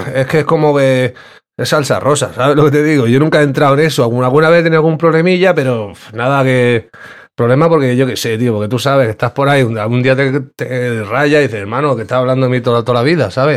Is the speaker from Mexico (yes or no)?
no; Terrassa, Catalonia, Spain; moved away as an adult; now in Granada, Spain; yo en verdad soy de Barcelona, yo soy de Tarrasa